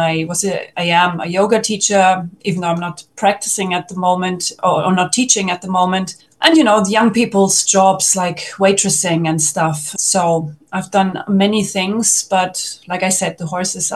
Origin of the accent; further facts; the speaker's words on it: Germany; moved away as an adult; now in Portugal; I was born in Germany in the late 1970s